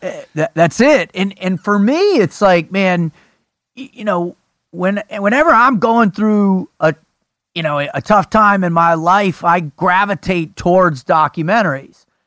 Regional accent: South Florida, United States; growing up in South Florida

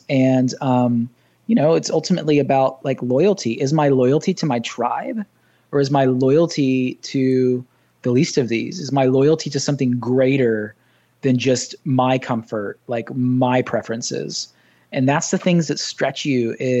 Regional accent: Southern United States, United States; now in Ohio, United States; And I'm a Southern boy. I was raised in the South, so I'm not like some transplant from the Midwest that wasn't raised in the South.

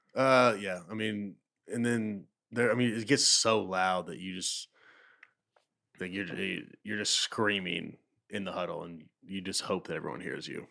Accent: Santa Claus, Indiana, United States; Spencer County, Indiana is where I was from

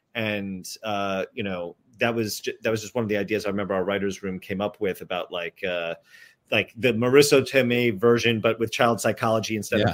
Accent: New Jersey, United States; because we're not Italian guys. We're from New Jersey

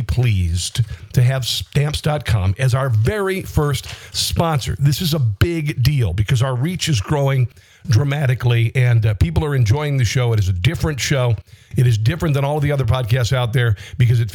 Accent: Southwest Iowa, United States; I grew up in Southwest Iowa, a town of under 1,000 people that did not have a Kinko's or a FedEx

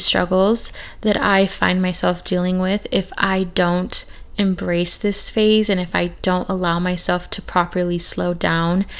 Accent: California, United States; moved away; the exact same town that I grew up in back in California

